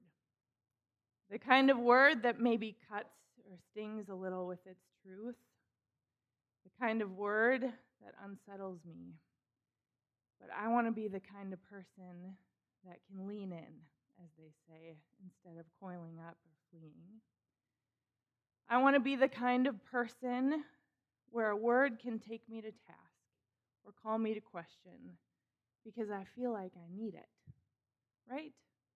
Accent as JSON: {"language": "English", "region": "Minnesota", "country": "United States", "tie": "born or raised there", "also_born_or_lived": "Chicago", "said": "I grew up in Minnesota, born and raised."}